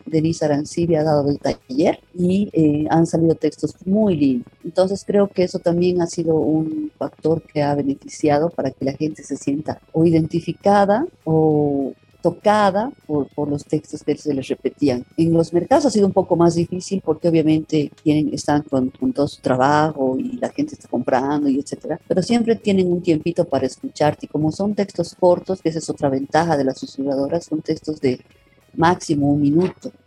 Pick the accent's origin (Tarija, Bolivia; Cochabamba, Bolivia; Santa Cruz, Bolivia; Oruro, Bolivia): Tarija, Bolivia; now in La Paz, Bolivia; Yo soy tarijeña, pero vivo en La Paz hace muchos años.